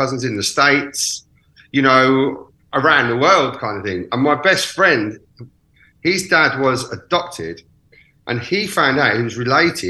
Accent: Birmingham, West Midlands, United Kingdom; now in Brighton, United Kingdom; I'm originally from Birmingham.

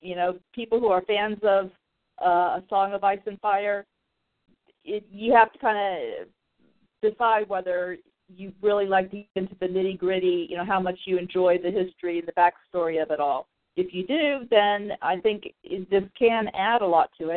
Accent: Clearwater, Florida, United States; moved away as an adult; My hometown. I moved away from there this last year

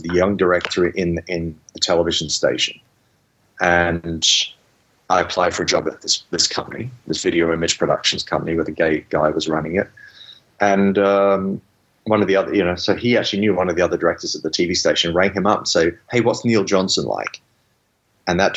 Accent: Australia; I grew up in Australia where I was, you know, people beat me up or, you know, I got into fights all the time, walking home from school almost every day

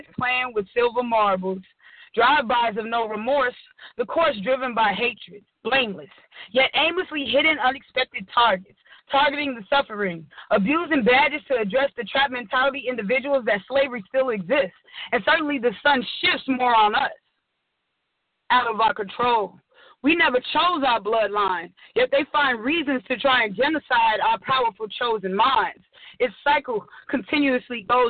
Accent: Chicago, Illinois, United States; I am from Chicago, the south side of Chicago

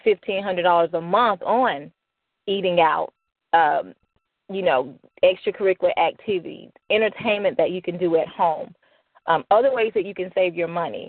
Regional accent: Birmingham, Alabama, United States; moved away; I'm originally from Birmingham, Alabama

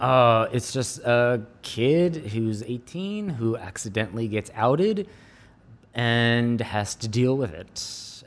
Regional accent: United States; also born or lived in New York; now in California, United States; I'm American

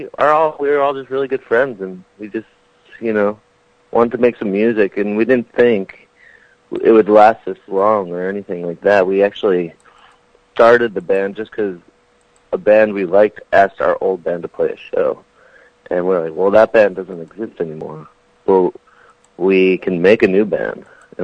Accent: Philadelphia, Pennsylvania, United States; We're from Philadelphia, Pennsylvania.

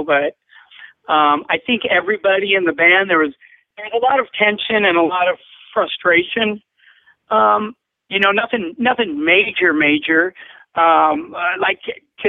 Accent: Orange County, California, United States; also born or lived in Los Angeles; We're basically all from Orange County, you know, I mean, that's where we grew up, was in Orange County

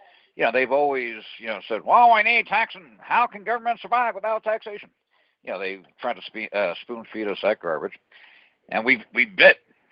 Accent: New Jersey, United States; now in New Mexico, United States; I grew up in New Jersey, which has excessively high taxes

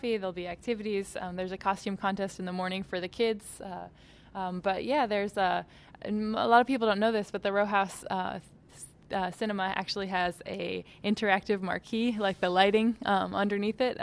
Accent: Boston, Massachusetts, United States; also born or lived in California; now in Pittsburgh, United States; I'm from Boston. I've lived in California

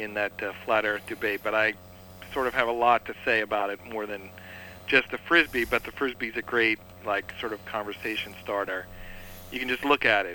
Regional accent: New York City, New York, United States; I'm from Staten Island

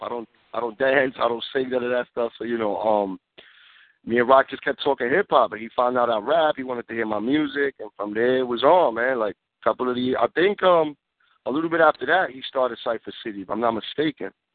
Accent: New York City, New York, United States; Born and raised in the Bronx, man. New York City

